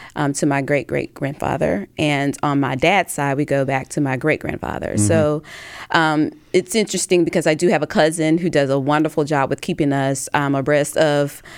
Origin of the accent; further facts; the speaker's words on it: Tuscaloosa, Alabama, United States; I'm from Tuscaloosa, Alabama, which is in Hale County.